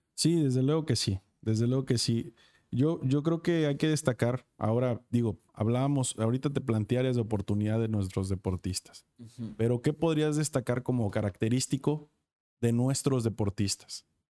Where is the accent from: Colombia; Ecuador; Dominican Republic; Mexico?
Mexico; Acapulco, Guerrero; soy de Acapulco